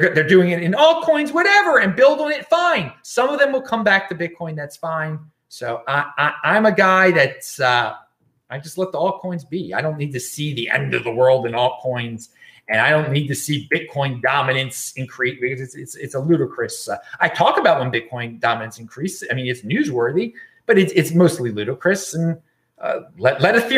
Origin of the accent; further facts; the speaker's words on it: Maryland, United States; moved away; near Camp David, Maryland, my home state